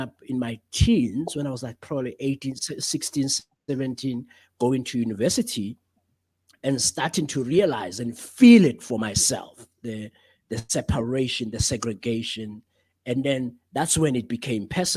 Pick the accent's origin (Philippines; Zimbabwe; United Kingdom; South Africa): South Africa; as a black African male growing up in South Africa of the 1990s